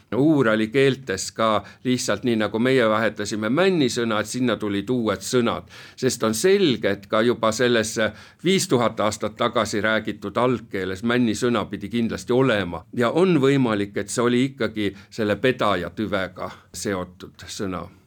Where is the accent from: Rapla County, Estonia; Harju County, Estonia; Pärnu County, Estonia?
Pärnu County, Estonia; Pärnu; meie oleme Pärnust pärit